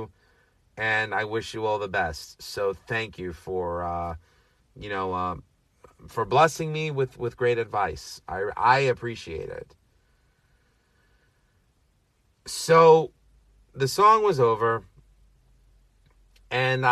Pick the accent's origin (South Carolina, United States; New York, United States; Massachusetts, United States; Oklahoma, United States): New York, United States; New York City; a fellow Astoria boy. Born and raised in Astoria, Queens